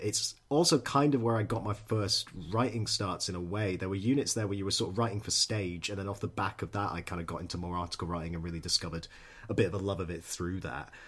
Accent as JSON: {"language": "English", "town": "Edinburgh", "region": "Scotland", "country": "United Kingdom", "moved": "yes", "said": "I'm from Edinburgh originally"}